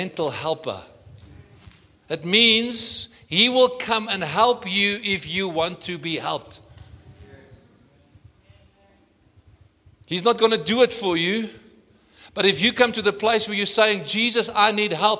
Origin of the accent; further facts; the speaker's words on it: South Africa; I'm South African